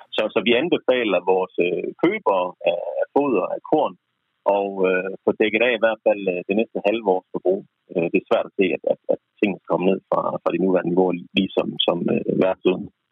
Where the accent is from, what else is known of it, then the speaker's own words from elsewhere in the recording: Jutland, Denmark; jeg er jyde